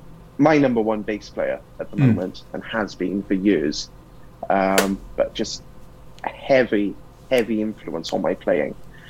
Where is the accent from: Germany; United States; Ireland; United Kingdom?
United Kingdom; Cardiff, Wales; being Welsh